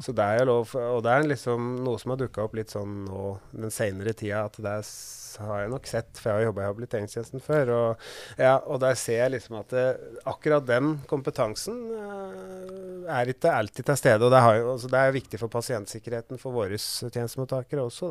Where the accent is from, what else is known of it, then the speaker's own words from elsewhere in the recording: Kapp, Innlandet, Norway; also born or lived in Gjøvik; jeg er jo fra Kapp, men jeg bor litt utafor Gjøvik